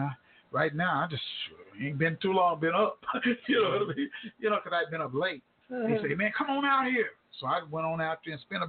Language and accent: English; Tulsa, Oklahoma, United States; my hometown, Tulsa, Oklahoma.